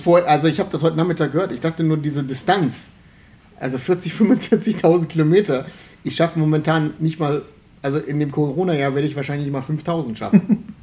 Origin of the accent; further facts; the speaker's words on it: Remscheid, North Rhine-Westphalia, Germany; ich bin ja in Remscheid geboren, in, im alten Krankenhaus in Lennep